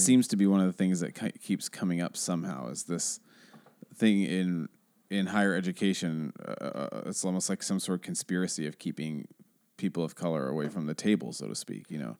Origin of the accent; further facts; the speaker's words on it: Seattle, Washington, United States; I've grown up only in Seattle